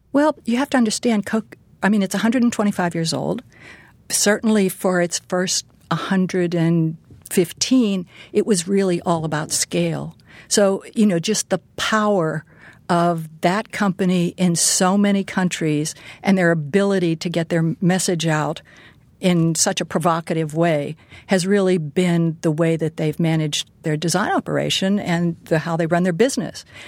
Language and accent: English; Pittsburgh, Pennsylvania, United States; moved away; I grew up in Pittsburgh